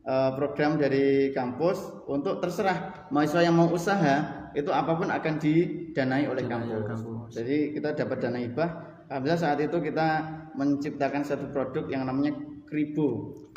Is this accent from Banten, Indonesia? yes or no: no; Gadungan, East Java, Indonesia; Riwayat pendidikan dulu alhamdulillah pernah TK, kemudian SD di desa Gadungan. Nama desa saya Gadungan.